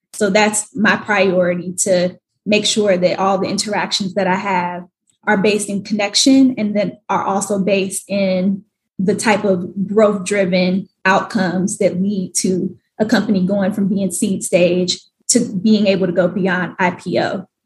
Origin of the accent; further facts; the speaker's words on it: Atlanta, Georgia, United States; moved away as an adult; also born or lived in New York / Washington, D.C. / Hawaii; now in Atlanta, United States; I grew up in Atlanta, lived in New York for the past three years